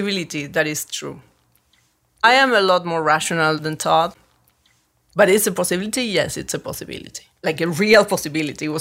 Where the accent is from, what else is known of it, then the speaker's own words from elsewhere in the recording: Buenos Aires, Argentina; moved away as an adult; now in Los Angeles, United States; I'm from Buenos Aires, Argentina